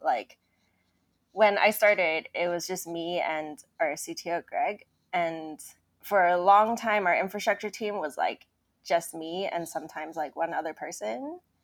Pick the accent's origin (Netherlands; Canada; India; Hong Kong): Hong Kong; I grew up in Hong Kong